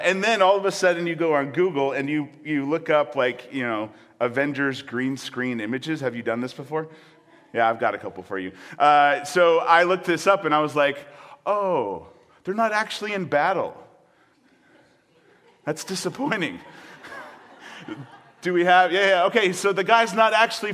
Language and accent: English; Michigan, United States; Born and raised in Michigan